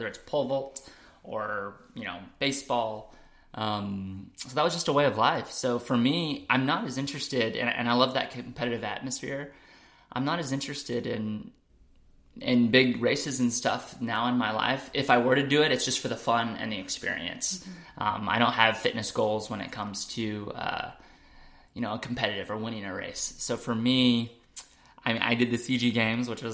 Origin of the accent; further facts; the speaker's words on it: Crawford, Texas, United States; now in Austin, United States; I grew up in Crawford, small town, country